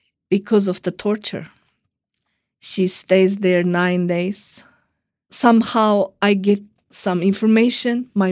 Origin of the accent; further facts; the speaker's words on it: Urumqi, Xinjiang, China; now in Washington, D.C., United States; I am from Urumqi, the capital of Uyghur region, Chinese called Xinjiang.